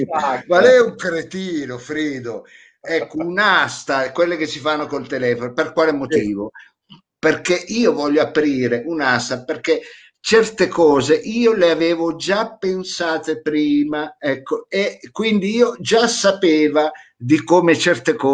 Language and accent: Italian; Piedmont, Italy; accent: Vercelli; ecco, che ho l'accento vercellese, ecco, anche, mi sta cambiando l'accento forse di mangiarriso